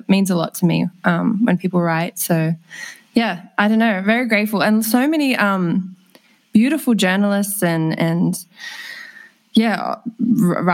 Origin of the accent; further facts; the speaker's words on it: Sydney, New South Wales, Australia; I grew up just in Petersham down the road